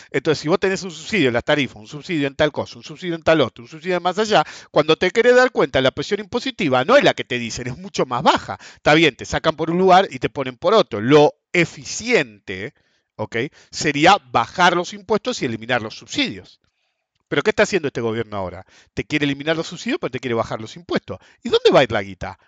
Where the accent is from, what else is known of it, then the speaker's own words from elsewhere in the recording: Argentina; nosotros como argentinos